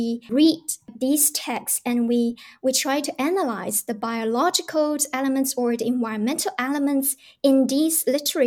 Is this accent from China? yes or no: yes; China; moved away as an adult; now in Canada; I come from China